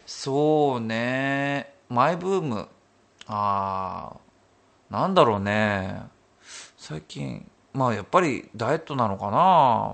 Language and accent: Japanese; Hokuriku, Japan; 出身が北陸でしょ？